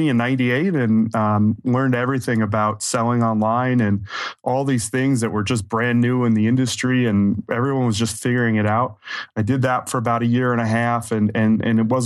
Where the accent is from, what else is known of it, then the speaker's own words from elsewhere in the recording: New York, United States; So I'm originally from New York. I grew up about an hour outside of New York City.